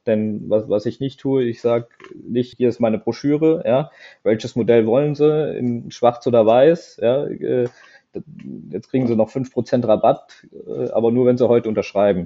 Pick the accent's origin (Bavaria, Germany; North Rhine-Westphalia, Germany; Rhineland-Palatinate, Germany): Rhineland-Palatinate, Germany; Eifel; komme ich eigentlich aus der Eifel, aus der wunderschönen Eifel, direkt vom Nürburgring oder, ähm, oder die Dauner Mare sind vielleicht ein Begriff